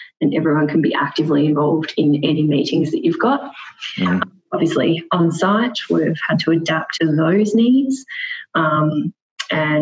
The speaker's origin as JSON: {"language": "English", "town": "Melbourne", "region": "Victoria", "country": "Australia", "also_born_or_lived": "Perth", "moved": "as an adult", "lives_now": "Sydney, Australia", "said": "So I'm originally from Melbourne, spent most of my time in Melbourne, moved to Perth for 2.5 years, and then I relocated at the start of this year to Sydney."}